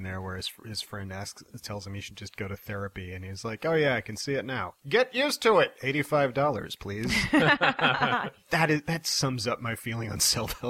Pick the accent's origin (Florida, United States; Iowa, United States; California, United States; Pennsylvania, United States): Iowa, United States; Iowa City; Iowa City, Iowa.